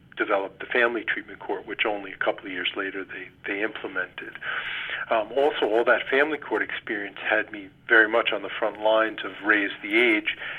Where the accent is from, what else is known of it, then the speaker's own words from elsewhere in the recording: Cedarhurst, New York, United States; moved away as an adult; also born or lived in Delaware County, New York; now in Binghamton, United States; I was born and raised down on Long Island in Cedarhurst